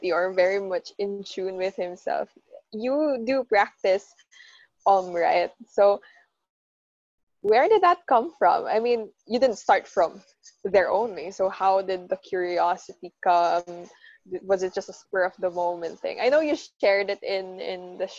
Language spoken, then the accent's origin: English; Philippines; the Filipinos